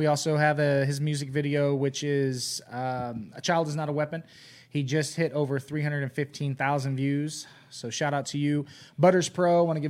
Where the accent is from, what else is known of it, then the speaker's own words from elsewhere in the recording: Modesto, California, United States; I was raised in Modesto, California, right down the street from Lacey Peterson's house.